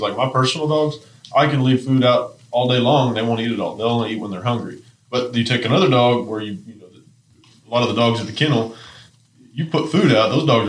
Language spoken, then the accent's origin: English; New Mexico, United States; moved away; I'm from New Mexico.